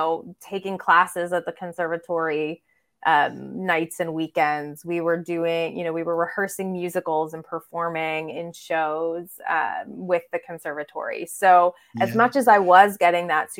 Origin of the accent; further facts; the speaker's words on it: Pittsburgh, Pennsylvania, United States; I grew up in Pittsburgh, Pennsylvania, which is southwestern Pennsylvania